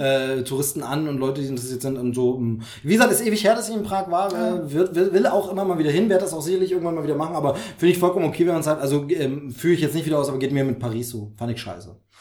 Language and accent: German; Dresden, Saxony, Germany; moved away; von meiner Heimat nicht so weit weg. Mhm. tatsächlich von Dresden braucht man, glaube ich, eine Stunde oder so.